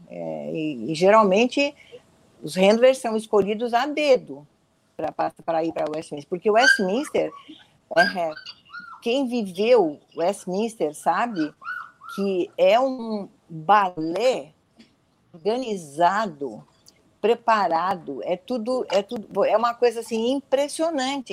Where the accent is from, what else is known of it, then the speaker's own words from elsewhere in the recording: Brazil; eu sou brasileira